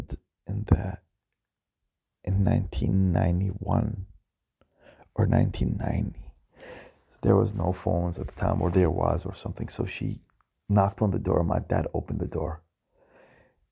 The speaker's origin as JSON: {"language": "English", "town": "Baghdad", "region": "Baghdad Governorate", "country": "Iraq", "tie": "born or raised there", "said": "I was born in Iraq, in Baghdad"}